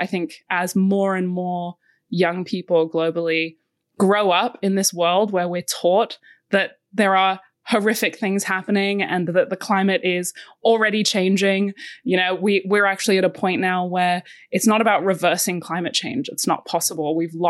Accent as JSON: {"language": "English", "region": "Bali", "country": "Indonesia", "tie": "born or raised there", "said": "I had the absolute privilege of growing up in Southeast Asia, and I actually went to a school called the Green School in Bali"}